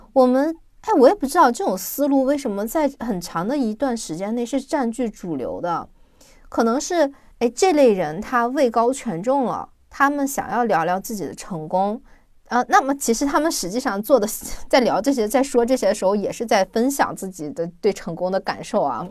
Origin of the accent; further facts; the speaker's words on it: China; 我们中国人